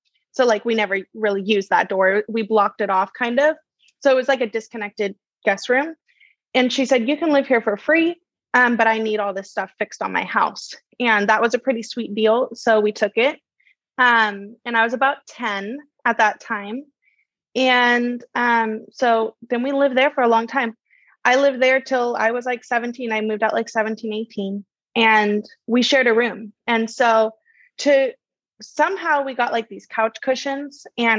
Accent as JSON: {"language": "English", "town": "Laguna", "region": "California", "country": "United States", "tie": "born or raised there", "also_born_or_lived": "Santa Ana", "said": "But yeah, I grew up in Laguna for the next season of my life. And that was really interesting because I came from like Santa Ana."}